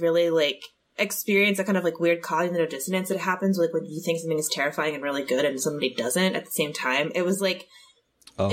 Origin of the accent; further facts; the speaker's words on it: Annapolis, Maryland, United States; I grew up in Annapolis. So really close by. So I'm from Maryland, born and raised